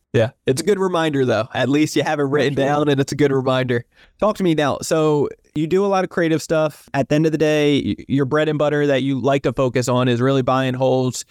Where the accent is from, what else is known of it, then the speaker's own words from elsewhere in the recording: New Jersey, United States; I grew up in New Jersey, South Jersey